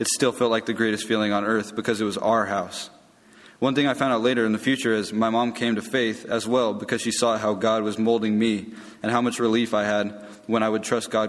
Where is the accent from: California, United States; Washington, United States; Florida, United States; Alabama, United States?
California, United States; I grew up in California and have lived in the Inland Empire my whole life.